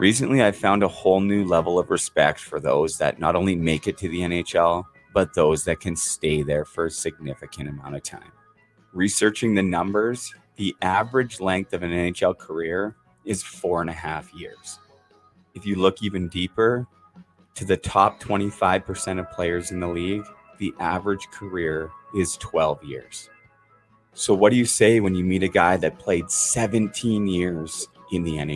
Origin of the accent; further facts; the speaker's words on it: Vancouver, British Columbia, Canada; my hometown Vancouver